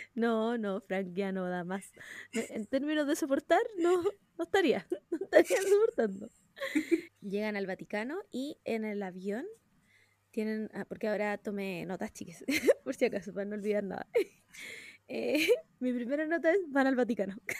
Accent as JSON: {"language": "Spanish", "country": "Chile", "said": "Estoy, estoy en mi país. Viva Chile."}